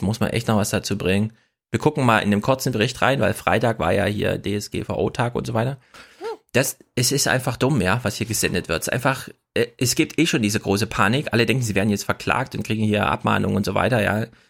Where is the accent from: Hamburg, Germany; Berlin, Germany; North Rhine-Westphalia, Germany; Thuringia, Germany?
Thuringia, Germany; Jena; Ich komme aus der Stadt, in Jena